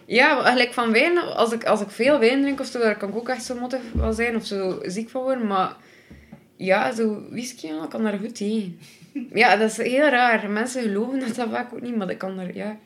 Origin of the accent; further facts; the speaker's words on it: Belgium; ik ben van Zottheim oorspronkelijk